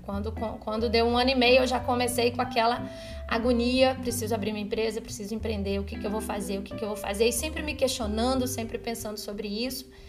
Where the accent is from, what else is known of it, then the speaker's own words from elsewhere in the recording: São Luís, Maranhão, Brazil; moved away; also born or lived in Rio de Janeiro; lá em São Luís, no Maranhão, que é onde eu nasci, onde estava a minha família